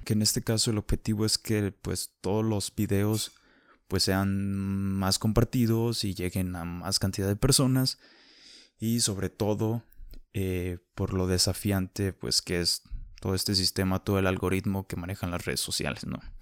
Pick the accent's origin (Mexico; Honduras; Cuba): Mexico; como mexicanos somos